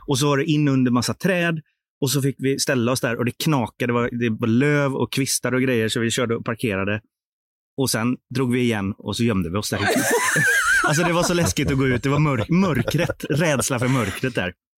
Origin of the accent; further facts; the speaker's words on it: Sweden; vi är svenskar